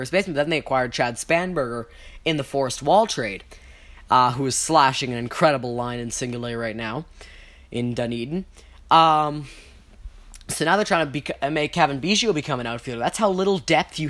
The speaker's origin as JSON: {"language": "English", "country": "Canada", "said": "we are Canadian"}